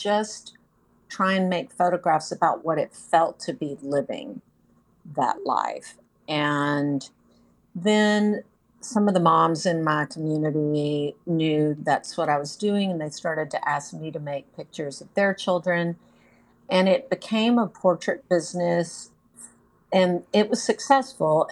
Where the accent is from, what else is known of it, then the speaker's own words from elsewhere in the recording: Texas, United States; moved away as an adult; now in North Carolina, United States; I'm originally from Texas, lived there my whole life